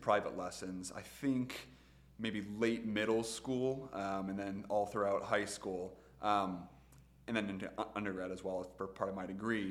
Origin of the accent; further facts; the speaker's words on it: Sylvania, Ohio, United States; also born or lived in Toledo, Ohio / Bowling Green, Ohio; So I was born in Sylvania. I've lived in Sylvania/Toledo for a majority of my life, with the exception of Bowling Green when I was in undergrad.